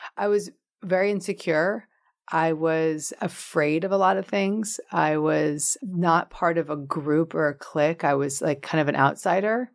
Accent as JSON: {"language": "English", "town": "Larchmont", "region": "New York", "country": "United States", "tie": "born or raised there", "moved": "yes"}